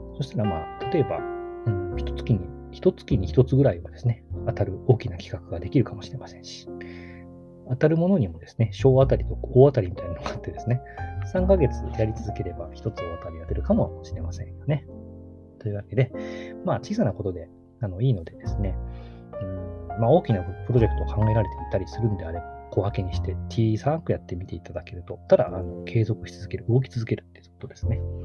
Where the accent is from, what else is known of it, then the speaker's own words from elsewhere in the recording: Kagawa, Japan; 地元の香川